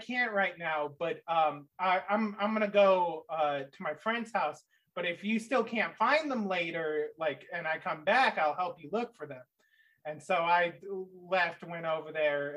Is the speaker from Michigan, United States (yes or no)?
yes; Michigan, United States; I grew up in Michigan, in a small town.